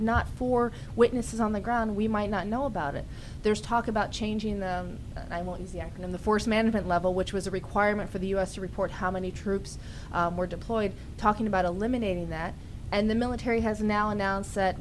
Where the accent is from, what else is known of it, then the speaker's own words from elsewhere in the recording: Washington, District of Columbia, United States; this is my hometown